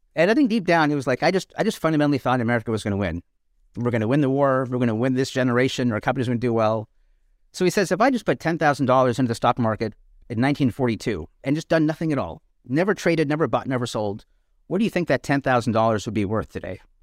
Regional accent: Canada; now in United States; I grew up in Canada

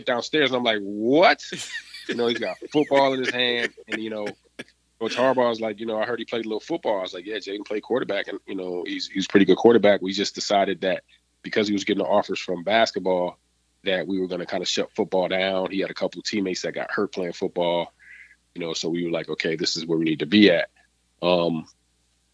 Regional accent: Rochester, New York, United States; moved away as an adult; now in Charlotte, United States; we're originally from Rochester, New York, which is really not that far from Detroit.

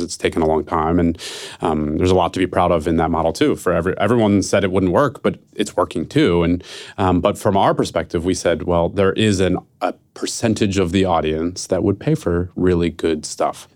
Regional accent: Philadelphia, Pennsylvania, United States; now in San Francisco, United States; I'm from Philadelphia, who, and I live in San Francisco

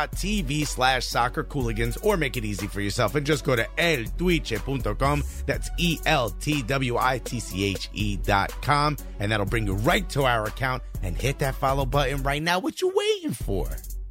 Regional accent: Newark, New Jersey, United States; I told you I was from Newark.

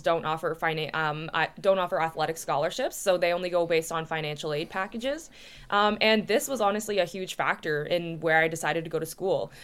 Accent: Oshawa, Ontario, Canada; I grew up in Oshawa, Ontario

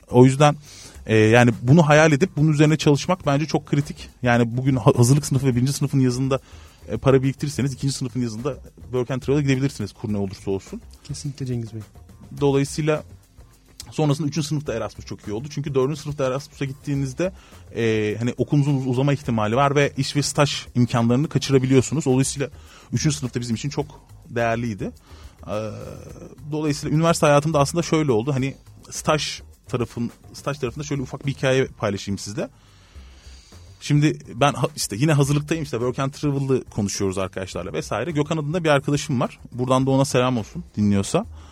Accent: Antalya, Turkey; also born or lived in Izmir; Ben Antalya'da büyüdüm

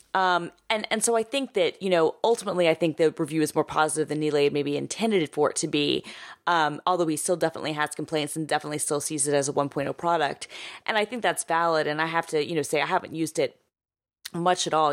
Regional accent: Atlanta, Georgia, United States; now in New York, United States; I grew up with it in Atlanta

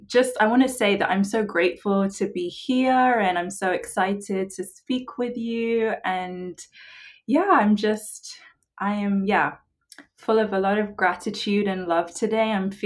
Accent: England, United Kingdom; now in United States; They find out I'm from England and their response is always like, why are you here?

